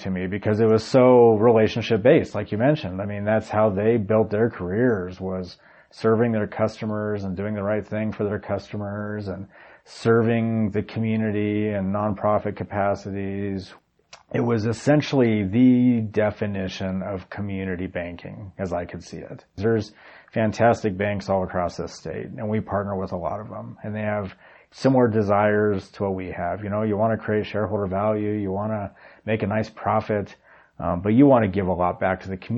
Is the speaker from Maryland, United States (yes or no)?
no; Cheyenne, Wyoming, United States; back in Cheyenne, which was my hometown